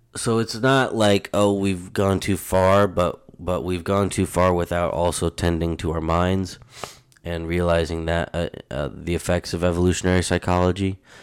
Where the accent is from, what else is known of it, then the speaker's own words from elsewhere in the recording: United States; as an American, as a United States citizen, and, um, you know, living within that culture